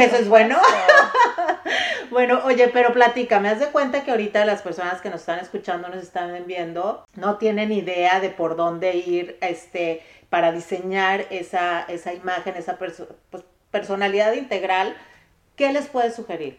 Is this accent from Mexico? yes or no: yes; Mexico; como mexicanas somos